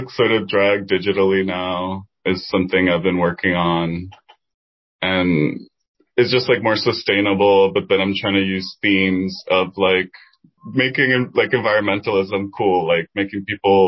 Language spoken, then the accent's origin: English; Dominican Republic; first language Spanish; English is a second language; now in Washington, D.C., United States; I grew up in Dominican Republic